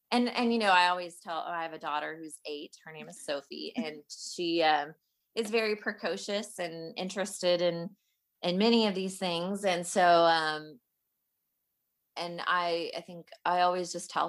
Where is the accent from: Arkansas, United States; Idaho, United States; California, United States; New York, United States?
Arkansas, United States; Fayetteville; I am actually from Fayetteville, Arkansas.